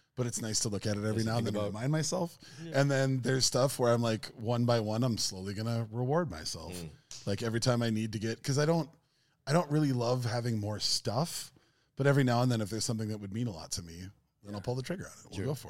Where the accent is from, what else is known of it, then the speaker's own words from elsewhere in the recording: Minnesota, United States; Growing up in Minnesota during the East Coast, West Coast rap wars that I thought were very, very real.